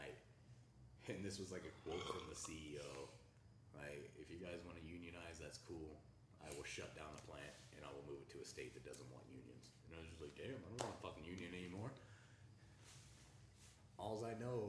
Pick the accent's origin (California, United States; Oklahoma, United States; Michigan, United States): Oklahoma, United States; now in Colorado Springs, United States; where I'm from in Oklahoma